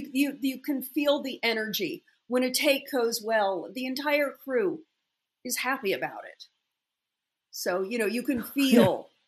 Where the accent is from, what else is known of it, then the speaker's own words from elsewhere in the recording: California, United States; also born or lived in Los Angeles; I grew up in California. I was 3.5 years old